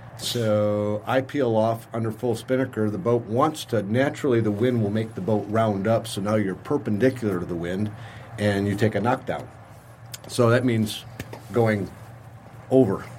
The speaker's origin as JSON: {"language": "English", "town": "St. Clair Shores", "region": "Michigan", "country": "United States", "tie": "born or raised there", "said": "growing up in St. Clair Shores on the lake"}